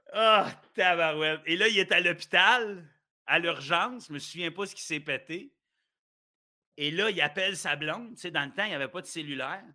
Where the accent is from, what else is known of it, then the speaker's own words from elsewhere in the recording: Ottawa, Ontario, Canada; also born or lived in Gatineau, Quebec / Sainte-Agathe-des-Monts, Quebec; je restais au Québec avant. Tu les dix premières années de ma vie, j'étais à, Gatineau puis à saint agathe des monts et Laurentides tout le monde pense que je, suis ontarien depuis. Parce que moi, je suis né à Ottawa.